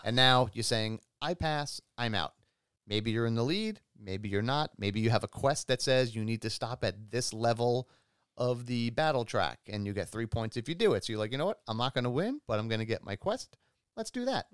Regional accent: New York, United States; I grew up in New York

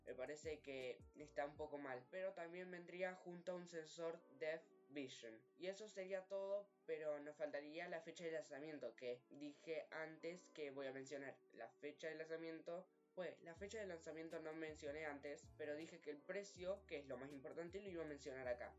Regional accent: Argentina; Argentina, que es mi país natal

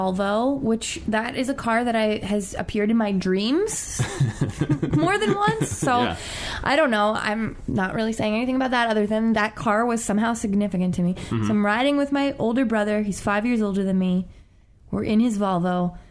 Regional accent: New York, United States; moved away; also born or lived in Pennsylvania; I'm originally from New York, but I was living in Pennsylvania

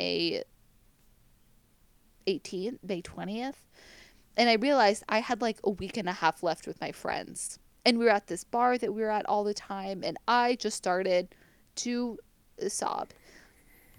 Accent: United States; accent: American; moved away; my sexy American accent

